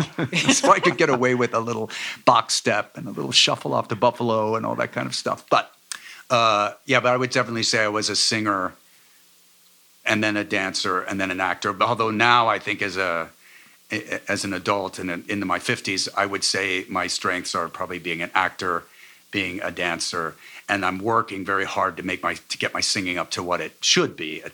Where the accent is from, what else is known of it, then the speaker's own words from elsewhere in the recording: Cincinnati, Ohio, United States; moved away; also born or lived in Michigan; I'm from Cincinnati, so I was able to move back